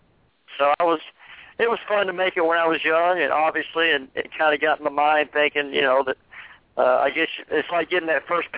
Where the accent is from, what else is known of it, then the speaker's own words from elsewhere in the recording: Columbus, Georgia, United States; my hometown in Columbus, Georgia